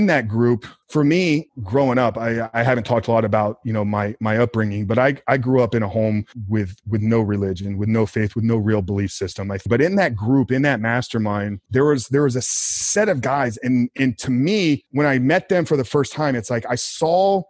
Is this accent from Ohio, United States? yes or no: no; Tampa, Florida, United States; born and raised in Tampa, Florida